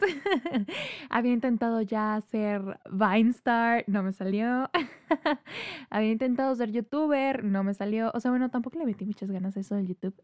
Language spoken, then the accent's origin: Spanish; Tampico, Tamaulipas, Mexico; moved away as an adult; also born or lived in Querétaro; now in Monterrey, Mexico; Yo nací en la ciudad de Monterrey. Mi familia materna es de, de acá de Monterrey. Sin embargo, yo crecí en Tampico, Tamaulipas